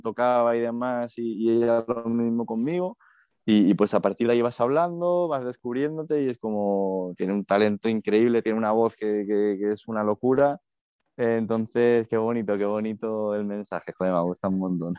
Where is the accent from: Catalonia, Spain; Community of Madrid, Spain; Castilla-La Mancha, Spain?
Community of Madrid, Spain; Madrid; yo soy, yo soy madrileño